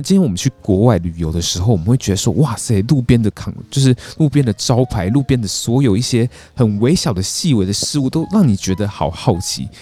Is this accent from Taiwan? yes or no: yes; Taiwan; also born or lived in Taipei; 我们台湾人